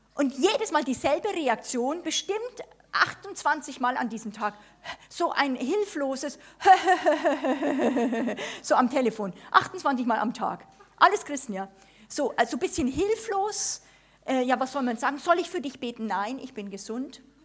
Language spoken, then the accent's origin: German; Germany; wir als Deutsche